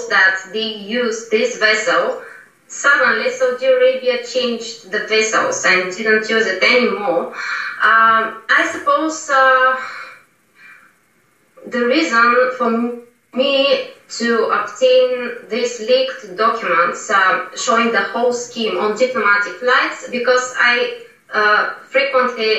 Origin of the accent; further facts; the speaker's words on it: Bulgaria; I am Bulgarian.